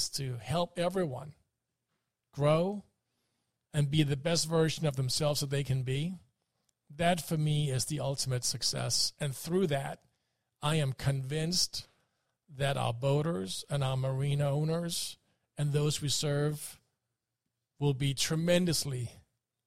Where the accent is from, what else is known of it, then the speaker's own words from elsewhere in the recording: Denmark; moved away; since I grew up in Denmark and am a Viking